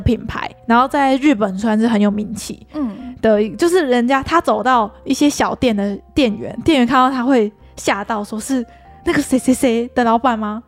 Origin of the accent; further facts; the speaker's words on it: Taiwan; 对于我们台湾人来说